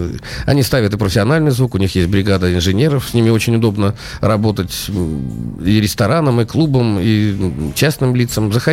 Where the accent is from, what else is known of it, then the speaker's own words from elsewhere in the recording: Saint Petersburg, Russia; Мне никогда не было стыдно э, того, что я из Петербурга